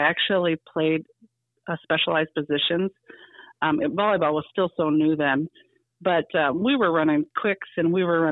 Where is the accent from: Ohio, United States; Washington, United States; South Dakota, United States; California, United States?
South Dakota, United States; Marion; I am from Marion.